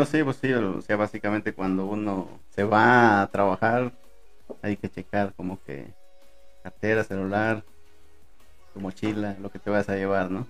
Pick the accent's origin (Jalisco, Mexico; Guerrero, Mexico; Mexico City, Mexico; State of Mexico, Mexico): Guerrero, Mexico; Acapulco; moved away as an adult; now in Puebla, Mexico; a mí me gustaría regresar a mi tierra